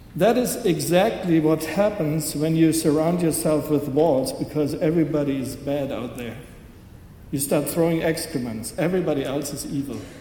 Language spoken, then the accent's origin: English; Germany; growing up in West Germany, I grew up with that notion that there are these two Germanys